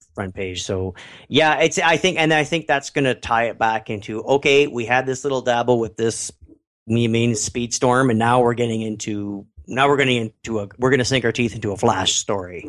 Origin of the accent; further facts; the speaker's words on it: Canada; I'm Canadian.